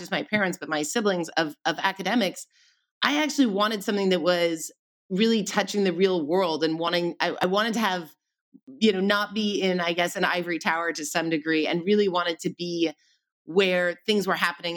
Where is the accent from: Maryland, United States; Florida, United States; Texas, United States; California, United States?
California, United States; Pasadena; I grew up in Pasadena